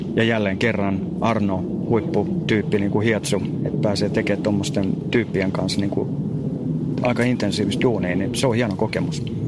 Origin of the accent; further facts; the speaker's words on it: Espoo, Uusimaa, Finland; kotona täällä Espoossa